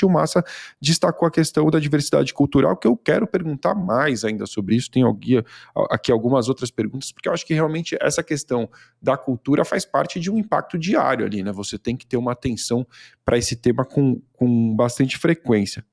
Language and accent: Portuguese; Brazil; accent: Brazilian; eu me preocupava muito com o meu sotaque, né, de brasileiro